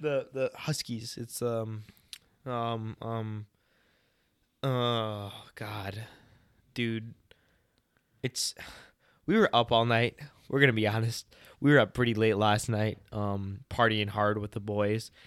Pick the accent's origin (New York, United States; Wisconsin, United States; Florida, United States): Wisconsin, United States; we're from Wisconsin